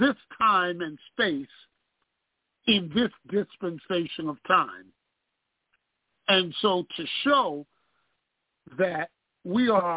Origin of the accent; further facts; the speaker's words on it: New York City, New York, United States; I was growing up on Hart Street in Bedford-Stuyvesant